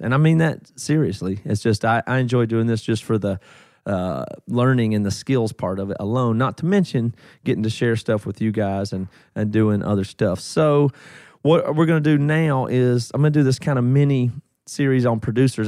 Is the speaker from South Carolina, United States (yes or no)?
yes; South Carolina, United States; now in Seattle, United States; I'm from South Carolina originally